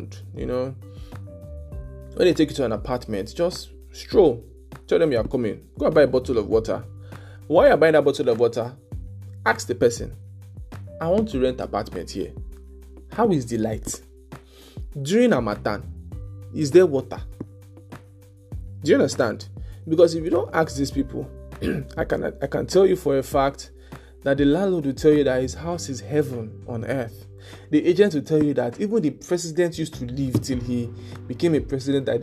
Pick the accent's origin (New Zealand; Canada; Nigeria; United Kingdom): Nigeria; Lagos; moved away; also born or lived in Ilorin; I grew up in Lagos